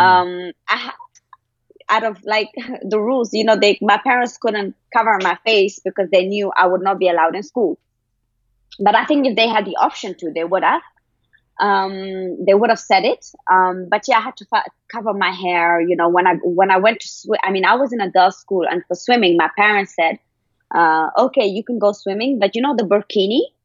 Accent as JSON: {"language": "English", "region": "Kabul", "country": "Afghanistan", "tie": "born or raised there", "said": "I'm actually from Afghanistan. I was born in Kabul in 93."}